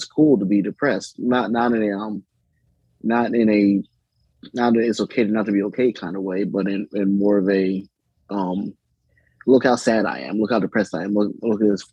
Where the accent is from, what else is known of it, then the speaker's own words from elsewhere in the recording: Baltimore, Maryland, United States; moved away as an adult; now in Cumberland, United States; I'm originally from Baltimore. I moved to Cumberland, Maryland in 2016 or so